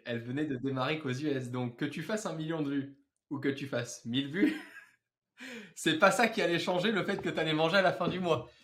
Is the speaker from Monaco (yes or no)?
yes; Monaco; dans ma chambre à Monaco, puisque je suis monégasque